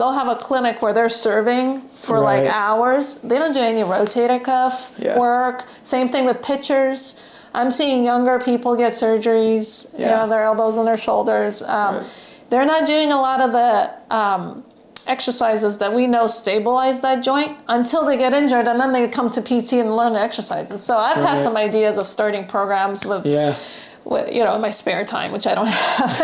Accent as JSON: {"language": "English", "country": "Russia", "moved": "yes", "lives_now": "California, United States", "said": "I'm from Russia"}